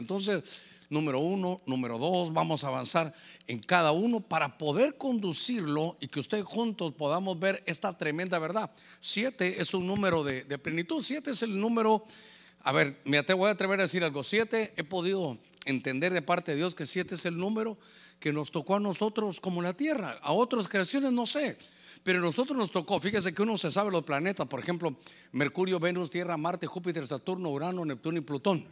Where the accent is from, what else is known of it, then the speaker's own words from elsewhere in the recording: Honduras; como catracho